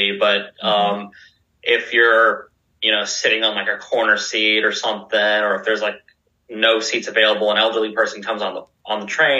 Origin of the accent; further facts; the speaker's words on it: San Antonio, Texas, United States; moved away as an adult; now in Japan; I am from San Antonio, Texas, and I am 33 years old